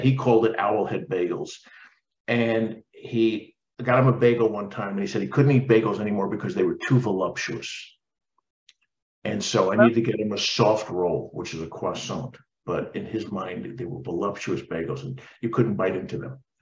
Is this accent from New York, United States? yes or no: yes; New York, United States; I grew up in New York.